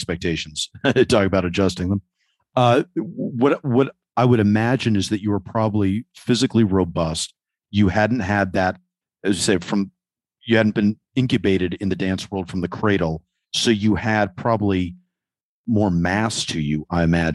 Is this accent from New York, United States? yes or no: yes; New York, United States; as a New Yorker